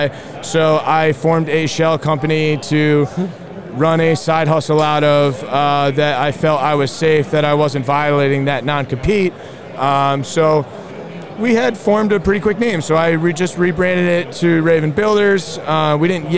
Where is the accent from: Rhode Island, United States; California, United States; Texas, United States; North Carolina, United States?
Rhode Island, United States; I'm born and raised in Rhode Island. I run my business in Southern Rhode Island.